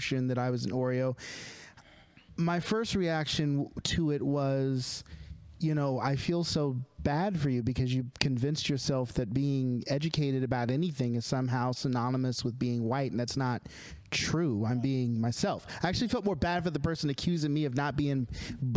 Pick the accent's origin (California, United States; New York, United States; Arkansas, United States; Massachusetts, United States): Arkansas, United States; Monticello; growing up in Arkansas, Monticello enough for me to say, yes, I'm Southern black